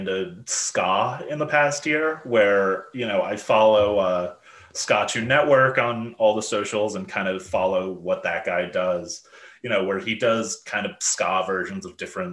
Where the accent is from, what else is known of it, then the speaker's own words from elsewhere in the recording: United States; as an American